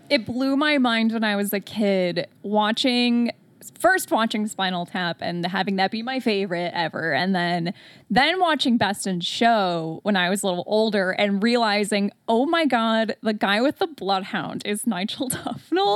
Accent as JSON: {"language": "English", "town": "Detroit", "region": "Michigan", "country": "United States", "said": "I'm from Metro Detroit"}